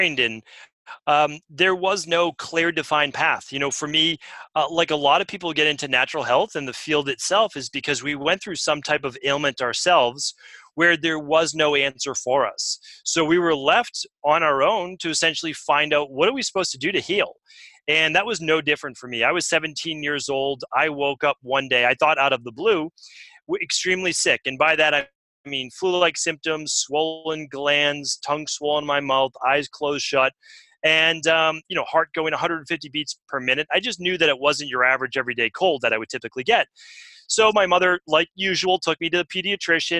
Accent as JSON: {"language": "English", "town": "Medford", "region": "Massachusetts", "country": "United States", "tie": "born or raised there", "said": "where I grew up in Medford, Massachusetts"}